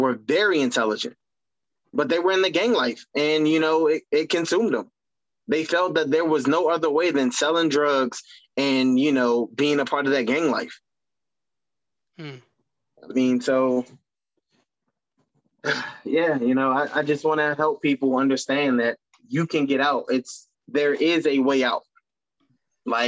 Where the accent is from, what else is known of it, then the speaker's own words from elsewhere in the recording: Washington, District of Columbia, United States; when I was growing up, there wasn't wrestling in our hometown, like in DC